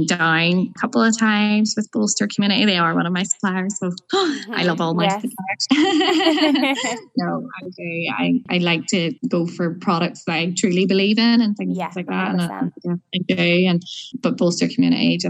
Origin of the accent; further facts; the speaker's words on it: Larne, Northern Ireland, United Kingdom; on my way home to Larne. I'm originally from Larne